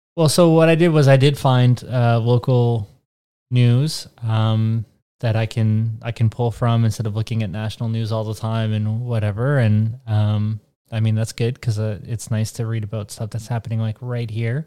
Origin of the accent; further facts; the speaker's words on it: Canada; I'm Canadian